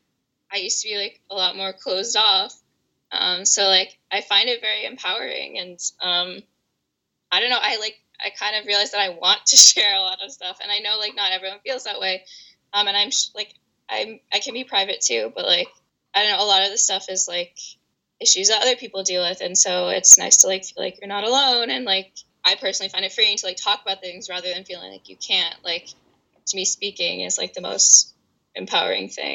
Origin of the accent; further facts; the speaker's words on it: Washington, D.C. area, Northern Virginia suburbs, United States; I'm from Washington, D.C., or the D.C. area, Northern Virginia suburbs. That's where I live currently.